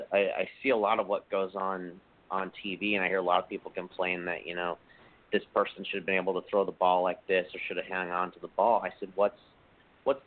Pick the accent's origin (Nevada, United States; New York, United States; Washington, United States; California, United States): Washington, United States; Seattle; it's my hometown